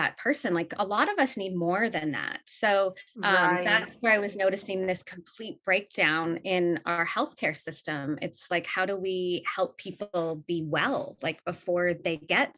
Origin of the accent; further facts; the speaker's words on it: Canada; I'm Canadian, born and raised